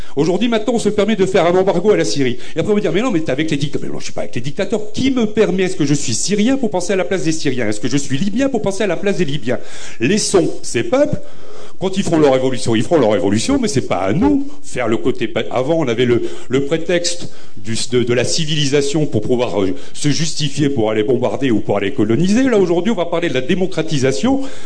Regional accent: Beaumont, France; also born or lived in Nord-Pas-de-Calais; je suis né à Beaumont, dans les années 60-70

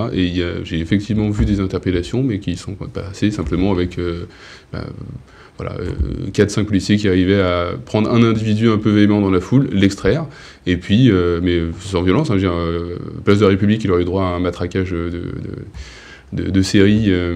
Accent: Paris, Île-de-France, France; now in Charente-Maritime, France; je suis né à Paris, j'ai grandi, j'habite en Charente-Maritime désormais

